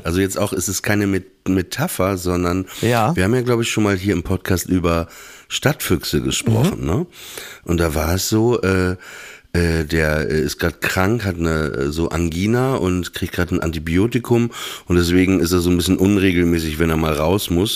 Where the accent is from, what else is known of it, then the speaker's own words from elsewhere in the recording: Northern Germany, Germany; in Norddeutschland, wo ich aufgewachsen bin, so, da lief halt NDR 2 Radio FFN. Ne? Irgendwann gab es Antenne Niedersachsen.